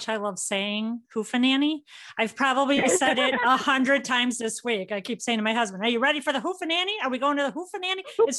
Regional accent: Chicago, Illinois, United States; I come from Chicago, huge animal lover. I was president of an animal organization for 20 years there.

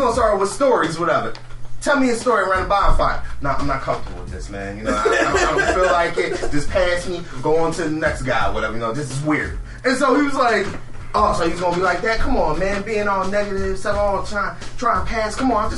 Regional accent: Philadelphia, Pennsylvania, United States; I'm from North Philly. I beat you the fuck up.

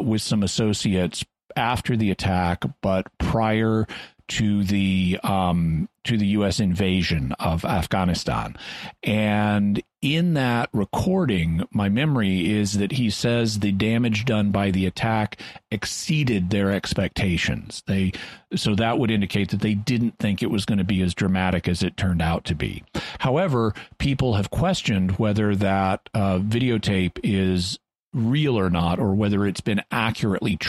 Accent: Fayetteville, Arkansas, United States; my hometown in Fayetteville, Arkansas

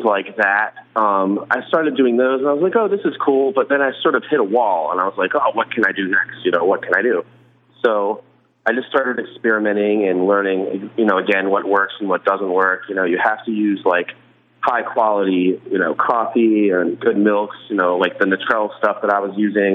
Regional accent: Maryland, United States; moved away as an adult; also born or lived in New York; when I first moved to New York, I'm originally from Maryland

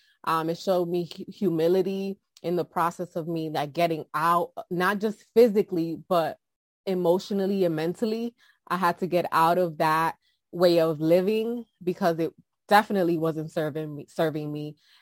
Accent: New York City, New York, United States; So like I said, I'm originally from New York City. My parents came to the U.S. before I was born. So in the 80s, early 80s.

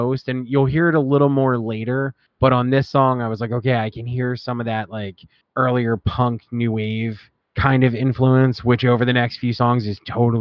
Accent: Philadelphia, Pennsylvania, United States; I was from Philadelphia

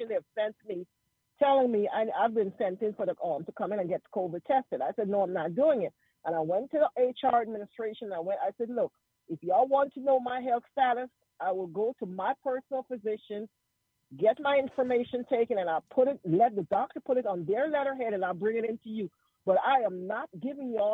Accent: Georgia, United States; moved away as an adult; now in Dallas, United States; I'm originally from Georgia. I was in your fourth district.

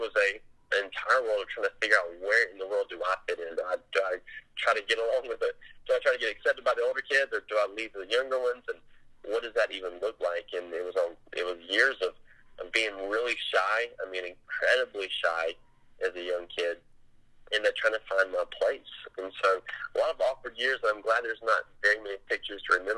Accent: South Georgia, United States; I grew up in South Georgia as a big family

